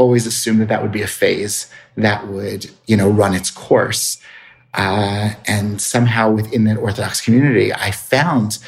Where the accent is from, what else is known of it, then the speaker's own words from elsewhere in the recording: Atlantic City, New Jersey, United States; I grew up in Atlantic City, New Jersey